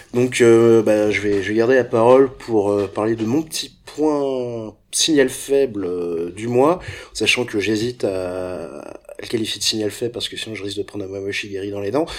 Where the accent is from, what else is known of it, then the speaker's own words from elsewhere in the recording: France; quand on est français